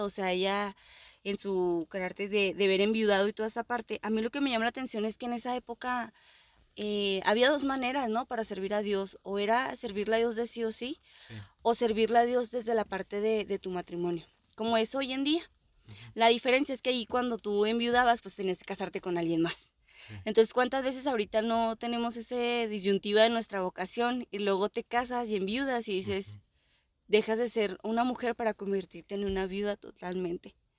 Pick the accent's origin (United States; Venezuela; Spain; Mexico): Mexico; somos mexicanos